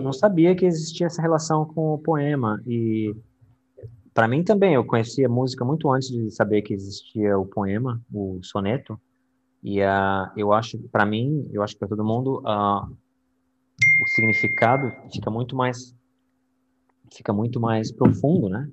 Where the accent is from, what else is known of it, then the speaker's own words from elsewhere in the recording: São Paulo, Brazil; moved away as an adult; now in Florida, United States; eu sou de São Paulo